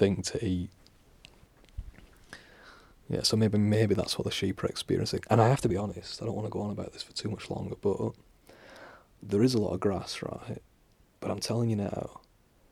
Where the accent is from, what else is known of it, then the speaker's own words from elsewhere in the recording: England, United Kingdom; I'm from England.